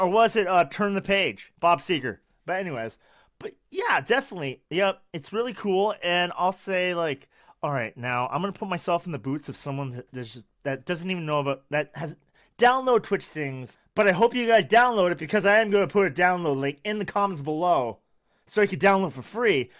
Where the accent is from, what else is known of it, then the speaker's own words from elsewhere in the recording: Canada; I'm Canada